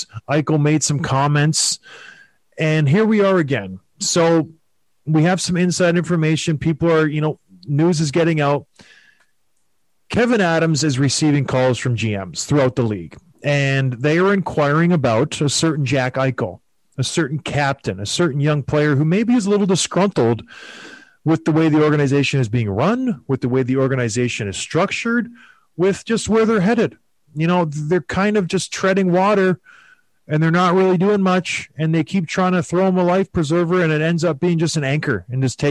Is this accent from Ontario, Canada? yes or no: yes; St. Catharines, Ontario, Canada; moved away; I grew up in St. Catharines, and there was a university right next to us called Brock University